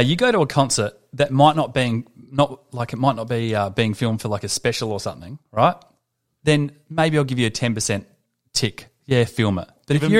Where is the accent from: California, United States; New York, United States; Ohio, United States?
California, United States; Santa Monica; born there; I was born in Santa Monica, California on the 28th of August, 1969.